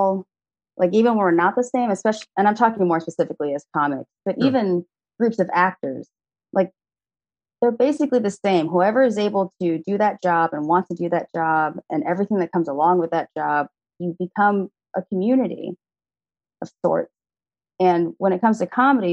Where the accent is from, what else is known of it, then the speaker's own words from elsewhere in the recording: Austin, Texas, United States; I'm an only child, born and raised in Austin, Texas